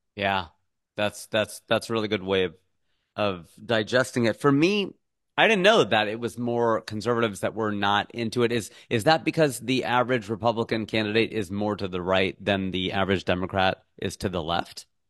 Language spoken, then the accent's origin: English; United States; as an American